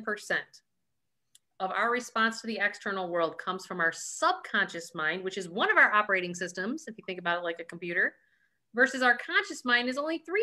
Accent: Ireland; We're Irish, though.

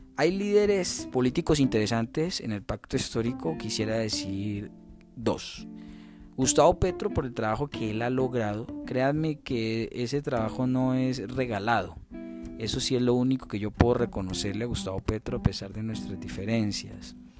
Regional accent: Colombia; como colombianos

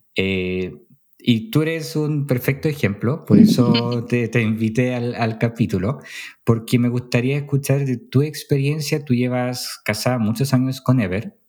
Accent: Poland; now in Chile; yo siendo polaco

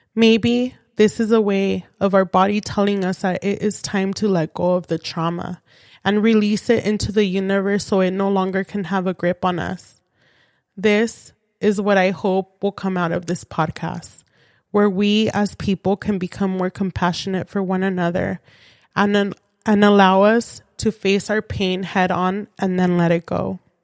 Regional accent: San Fernando Valley, California, United States; I was born and raised in the San Fernando Valley.

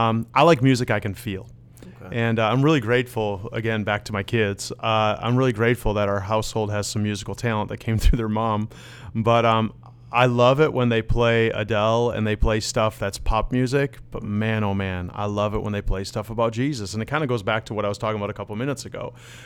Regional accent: Netherlands; born there; So I am Dutch. I was born in the Netherlands. I'm fluent in Dutch.

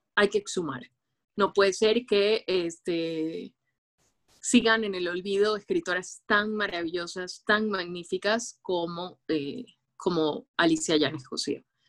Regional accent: Guayaquil, Guayas, Ecuador; una chica del sur de Guayaquil, de Guayaquil, Ecuador

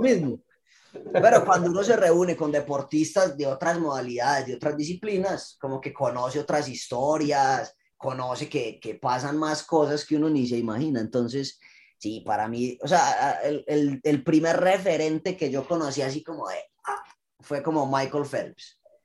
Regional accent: Colombia; nosotros crecimos en Colombia con la idea de, ser futbolista

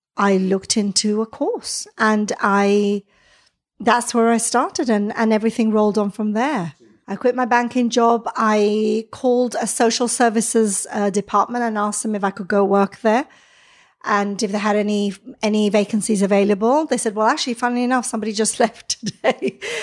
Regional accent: Gibraltar; moved away as an adult; also born or lived in Israel; now in London, United Kingdom; So I'm from Gibraltar, lived in Israel for three years. I came to live in London initially

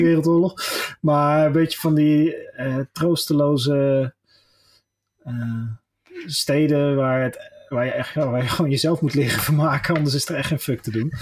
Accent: Westland, South Holland, Netherlands; ik ben een Westlander

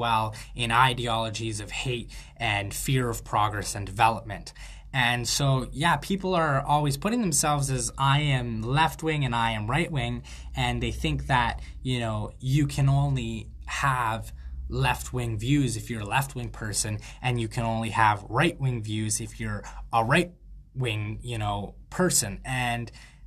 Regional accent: Canada; I'm a Canadian freethought advocate

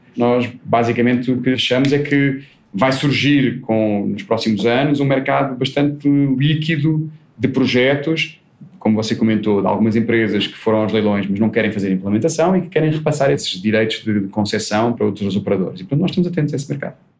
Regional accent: Portugal; accent: Portuguese; moved away as an adult; now in Brazil

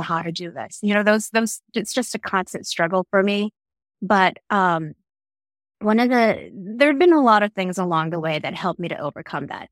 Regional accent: New York City, New York, United States; born or raised there; English is a second language; also born or lived in Philippines

